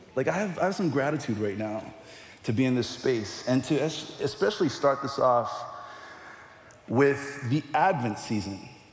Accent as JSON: {"language": "English", "region": "Hawaii", "country": "United States", "said": "being from Hawaii and being Hawaiian, you have tons and tons of family members"}